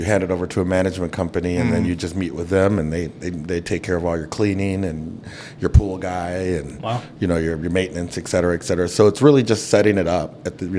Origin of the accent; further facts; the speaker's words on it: Minneapolis, Minnesota, United States; I grew up in South Minneapolis for the most part, raised by a single mom. My dad is a professional singer, so he was on the road a lot.